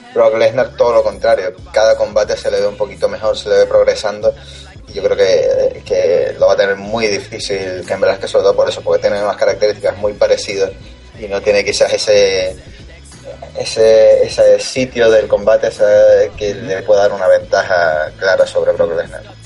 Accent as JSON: {"language": "Spanish", "region": "Canary Islands", "country": "Spain", "said": "mi tierra y en la, lucha canaria"}